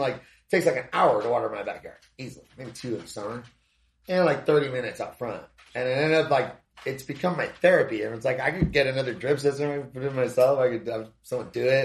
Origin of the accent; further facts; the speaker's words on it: Southern California, United States; moved away as an adult; also born or lived in Hawaii / Thailand; now in Arizona, United States; I grew up in Southern California, like surfing and stuff